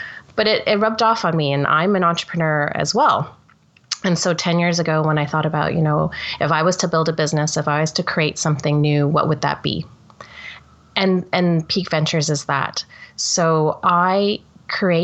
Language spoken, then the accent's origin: English; Toronto, Ontario, Canada; I'm Canadian, born and bred in Toronto, and I grew up in a working class family